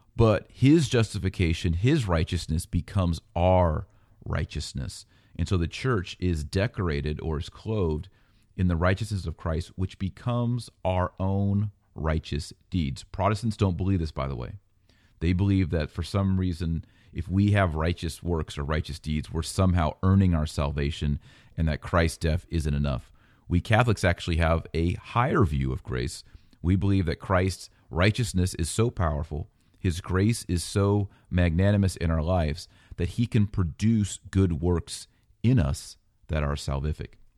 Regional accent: United States; I'm an American

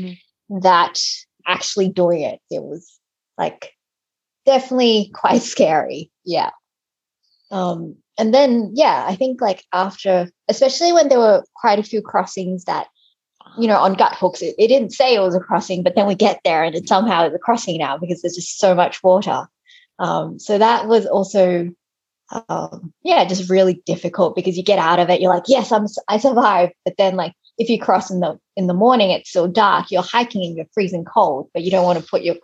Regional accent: Australia; moved away; I grew up in Australia

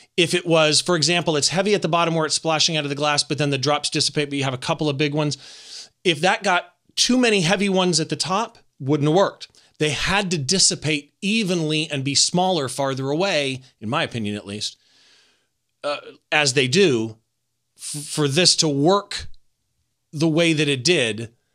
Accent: Riverside, California, United States; in my hometown at the Riverside Art Museum

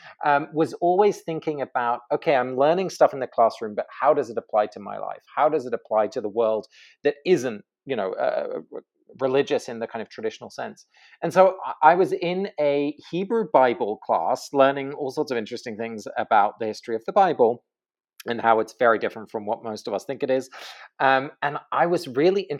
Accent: England, United Kingdom; moved away; I grew up in England

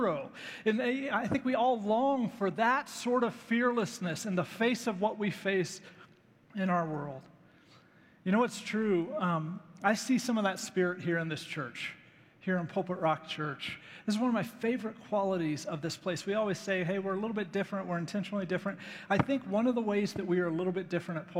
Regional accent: United States; American Christians

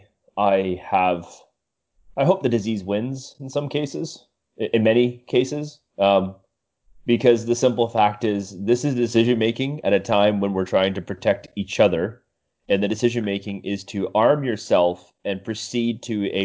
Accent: Canada

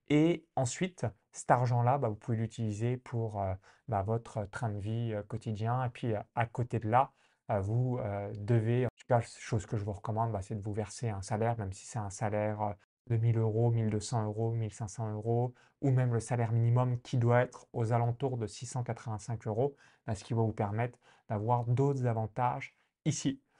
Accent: countryside near Chalon-sur-Saône, Bourgogne-Franche-Comté, France; now in Estonia; moi de la campagne à côté de Chalon-sur-Saône

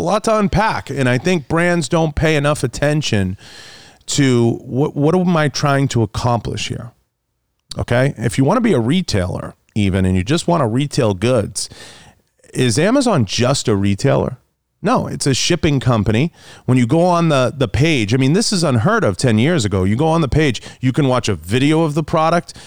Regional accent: Boston, Massachusetts, United States; moved away; I, I grew up in Boston and, uh, and, and grew up in the city.

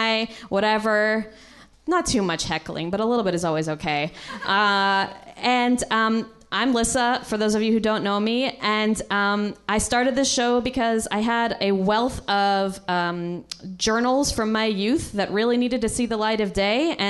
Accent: Guilford, Connecticut, United States; now in Los Angeles, United States; I grew up in Guilford, Connecticut

